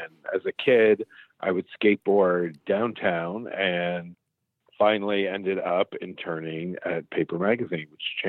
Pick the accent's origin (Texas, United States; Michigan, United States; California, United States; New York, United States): New York, United States; New York City; Growing up in New York City, I went to school in nightclubs. I grew up in nightclubs.